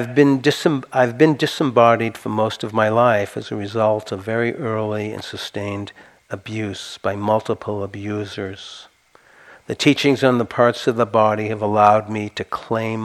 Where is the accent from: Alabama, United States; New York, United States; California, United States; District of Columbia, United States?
California, United States; Santa Cruz; I'm from Santa Cruz, we like it weird